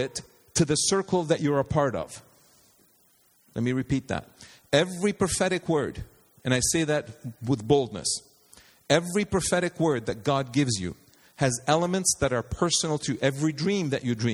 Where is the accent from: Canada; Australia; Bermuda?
Canada; as a Canadian